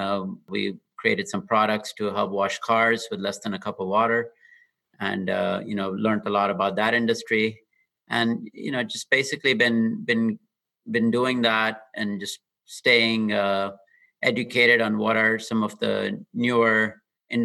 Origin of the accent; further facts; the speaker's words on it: Dubai, United Arab Emirates; moved away as an adult; also born or lived in Austin, Texas; now in Bay Area, United States; I grew up in Dubai and came to UT Austin for my engineering degree in the mid-90s